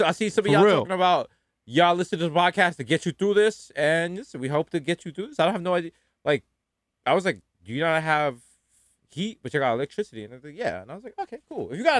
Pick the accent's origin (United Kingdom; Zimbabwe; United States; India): United Kingdom; Brixton, London; I'm from Brixton, bro. I'm from Brixton, mate.